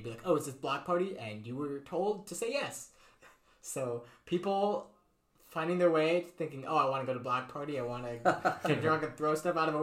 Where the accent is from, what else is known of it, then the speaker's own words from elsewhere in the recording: Trumbull, Connecticut, United States; I grew up in Connecticut, in Trumbull, which is right above Bridgeport